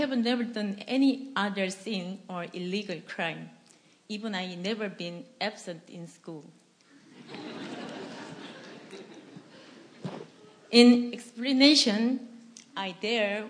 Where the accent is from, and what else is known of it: South Korea; English is a second language; moved away as an adult